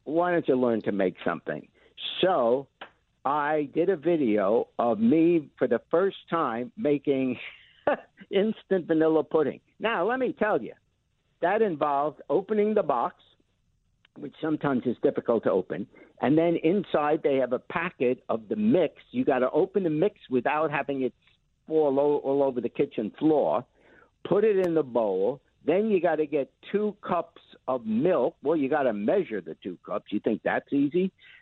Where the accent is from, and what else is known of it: New York City, New York, United States; born or raised there